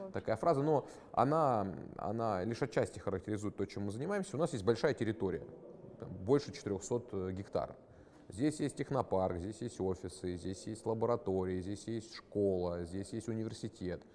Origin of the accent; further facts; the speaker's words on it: Krasnodar Krai, Russia; Я, например, из Краснодарского края там и не собирался-то уезжать